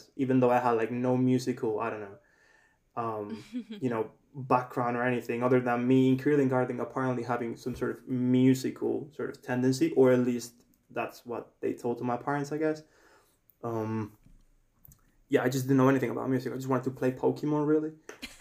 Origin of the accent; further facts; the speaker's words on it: Spain; I have two surnames because I'm from Spain, and we have two surnames here in Spain